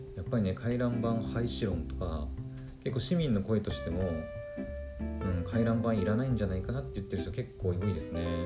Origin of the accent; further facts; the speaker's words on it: Aomori, Japan; 自分がねあの青森県出身なんですよ